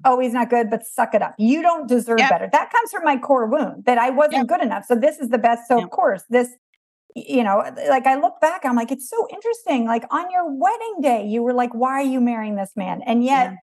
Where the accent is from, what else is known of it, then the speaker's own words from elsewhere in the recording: East Coast of the United States, United States; I was raised on the East Coast of America